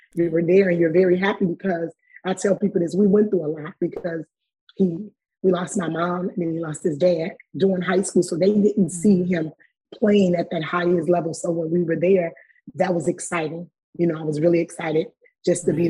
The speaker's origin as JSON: {"language": "English", "town": "Chicago", "region": "Illinois", "country": "United States", "said": "we're coming from Chicago"}